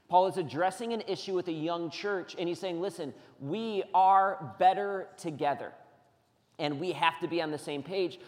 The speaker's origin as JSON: {"language": "English", "country": "United States", "said": "We're Americans."}